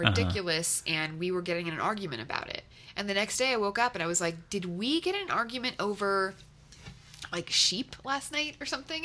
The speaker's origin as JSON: {"language": "English", "town": "Los Angeles", "region": "California", "country": "United States", "tie": "born or raised there", "said": "I grew up in Los Angeles"}